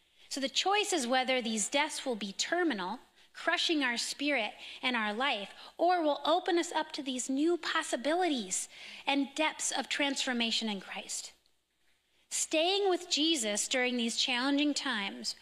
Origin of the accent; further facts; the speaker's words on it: California, United States; now in Minnesota, United States; I'm from California